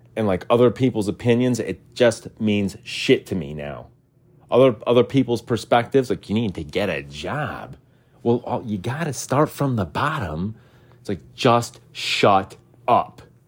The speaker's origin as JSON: {"language": "English", "country": "United States", "said": "as an American"}